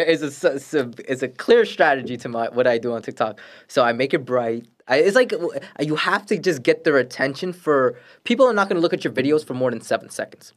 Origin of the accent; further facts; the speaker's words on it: New York City, New York, United States; also born or lived in Florida; now in Queens, New York, United States; I grew up in Brooklyn. I grew up in Brooklyn for m, basically my whole life